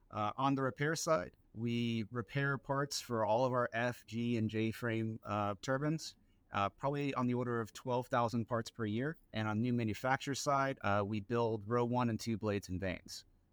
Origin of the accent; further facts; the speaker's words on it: Royal Palm Beach, Florida, United States; I was born and raised in South Florida. Spent most of my time in Royal Palm Beach, a small town west of West Palm Beach, if you know where that's at.